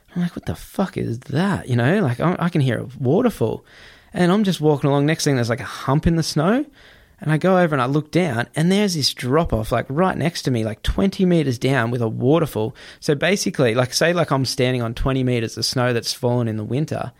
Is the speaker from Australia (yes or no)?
yes; Gold Coast, Queensland, Australia; I'm Australian, man. I grew up on the Gold Coast